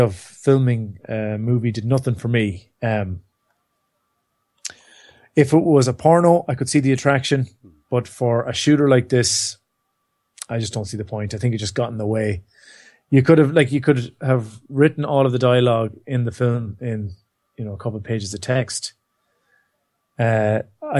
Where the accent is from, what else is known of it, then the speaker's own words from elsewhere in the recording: Ireland; we're Irish